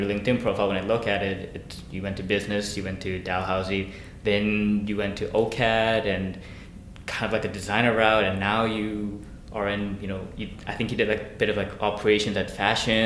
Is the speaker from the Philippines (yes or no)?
no; South Korea; moved away; back when I was growing up in Korea